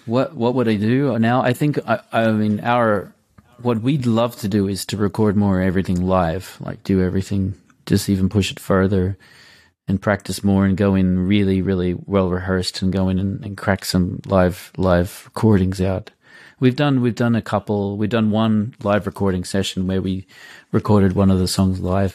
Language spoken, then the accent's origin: English; Australia; also born or lived in Munich, Germany; now in Germany; I'm an Australian in Munich